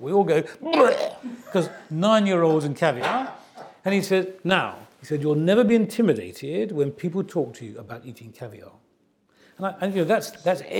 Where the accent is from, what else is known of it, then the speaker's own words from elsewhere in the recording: Nottingham, East Midlands, United Kingdom; I was growing up in Nottingham